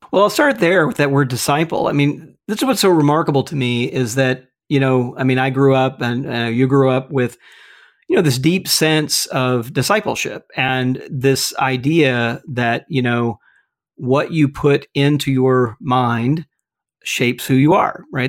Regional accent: Mississippi, United States; moved away; my home state of Mississippi

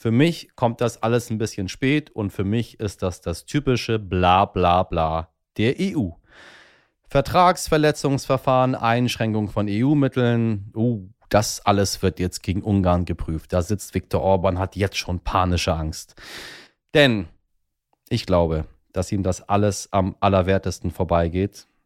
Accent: Hamburg, Germany; ich sage einfach mal jetzt im Ruhrgebiet und Rheinland, um diese mir als Hamburger fremde Region zusammenzufassen

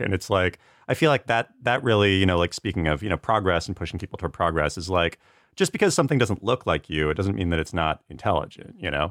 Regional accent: Cowlitz, Washington, United States; I'm Native American and enrolled Cowlitz

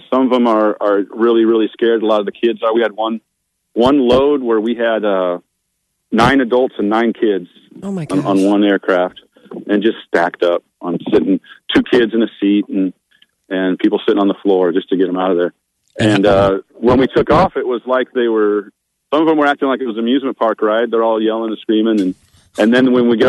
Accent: Nebraska, United States; I'm from Nebraska.

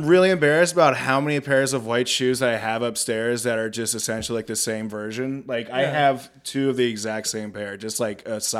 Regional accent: Midwest, United States; as every Midwesterner, I think, does every like week.

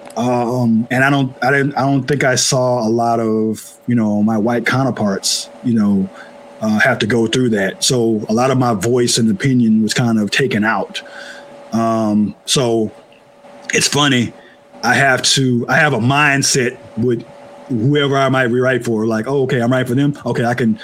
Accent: Oakland, California, United States; I'm from Oakland. We have that same spirit, working class

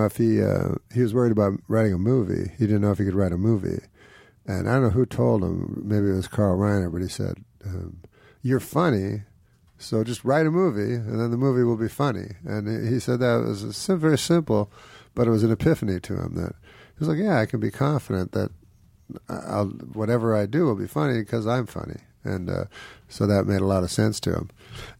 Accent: Quebec City, Quebec, Canada; So I was from Canada, the least international country.

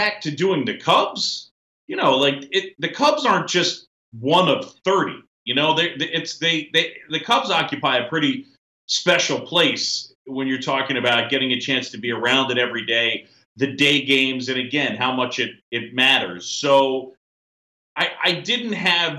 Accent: New York City, New York, United States; also born or lived in Philadelphia, Pennsylvania; I grew up born in Philly, grew up in New York City

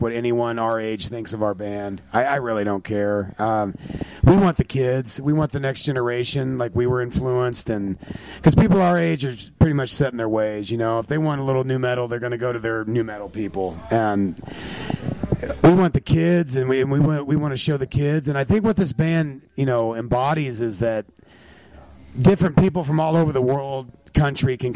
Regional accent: Missouri, United States; I'm from Missouri

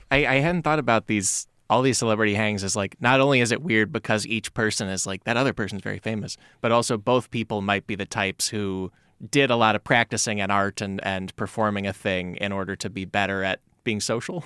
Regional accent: around Chicago, Illinois, United States; I grew up around Chicago

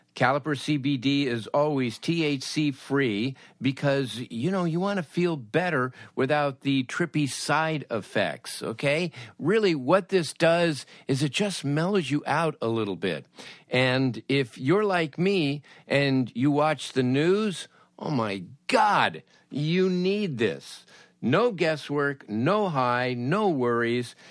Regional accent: Los Angeles, California, United States; when I was a teenager, growing up in Woodland Hills

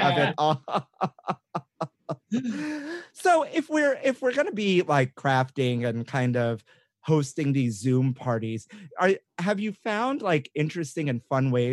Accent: New York City, New York, United States; I'm from Brooklyn

